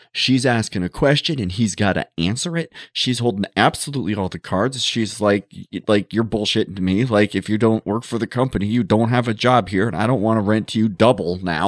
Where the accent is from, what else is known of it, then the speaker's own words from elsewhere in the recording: Montana, United States; growing up in Montana